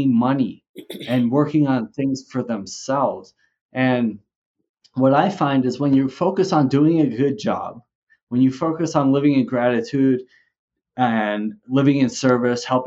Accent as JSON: {"language": "English", "region": "New Jersey", "country": "United States", "tie": "born or raised there", "also_born_or_lived": "Vermont", "moved": "as an adult", "lives_now": "Mexico", "said": "I grew up originally in New Jersey"}